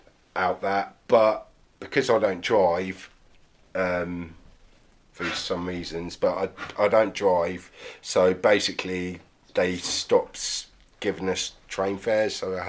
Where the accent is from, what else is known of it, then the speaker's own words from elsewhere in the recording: Plymouth, South West England, United Kingdom; born there; I was born in Plymouth, a place called Freedom Fields Hospital. It's no longer there, and we lived in a place called St Germans for literally a year and a half